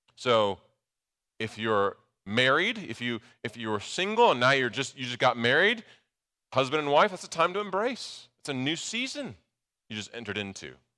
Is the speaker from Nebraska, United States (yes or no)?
yes; Nebraska, United States; moved away; I grew up in Nebraska